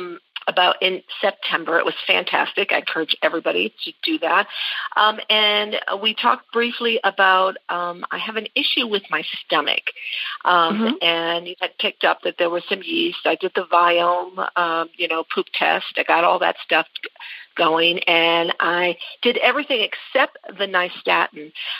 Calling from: Tabernash, Colorado, United States; I'm calling from Tabernash, Colorado.

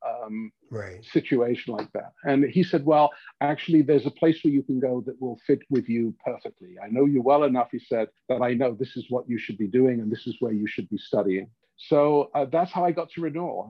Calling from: Regina, Saskatchewan, Canada; I'm calling from Regina

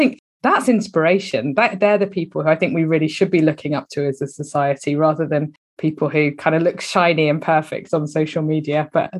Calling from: South West England, United Kingdom; I'm down in Devon, actually. That's where I'm based.

